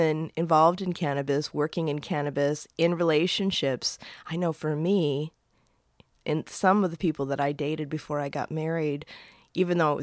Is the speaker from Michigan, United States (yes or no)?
yes; Upper Peninsula, Michigan, United States; now in San Francisco, United States; growing up in the Upper Peninsula, Michigan